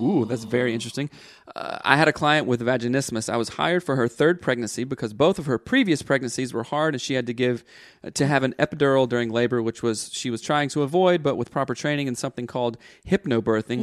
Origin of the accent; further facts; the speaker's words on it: the South, United States; I grew up in the South and grew up in church